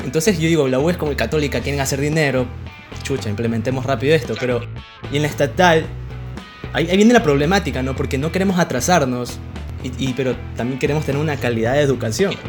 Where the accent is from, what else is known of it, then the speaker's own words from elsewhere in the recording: Milagro, Guayas, Ecuador; acá en mi tierra, en Milagro